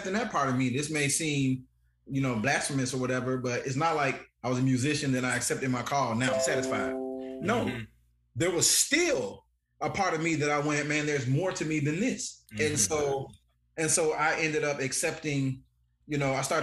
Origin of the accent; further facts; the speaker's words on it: Chicago, Illinois, United States; moved away; also born or lived in Alabama; I grew up not in Alabama. I grew up in Chicago